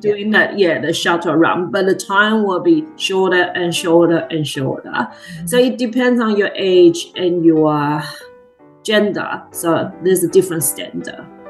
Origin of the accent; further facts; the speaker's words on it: Tainan, Taiwan; moved away as an adult; also born or lived in Taipei, Taiwan; now in Queensland, Australia; I'm from Taiwan, Tainan. So I was born in Tainan and basically uh, stayed in Tainan my entire whole life until uni